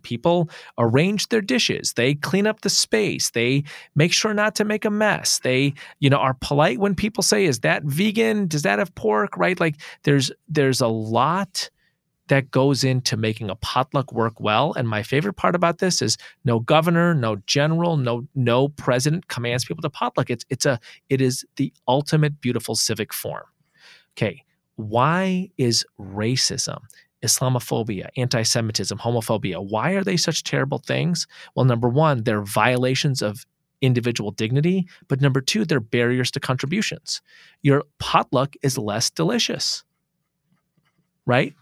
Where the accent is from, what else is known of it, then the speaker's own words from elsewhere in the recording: United States; I'm an American is smiley Muslim of Indian descent